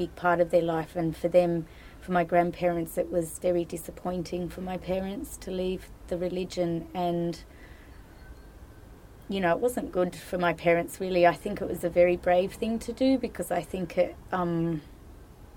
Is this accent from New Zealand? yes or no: no; Sydney, New South Wales, Australia; also born or lived in the desert, Australia; I come from Australia. I was born in the desert, but I grew up on the East Coast in Sydney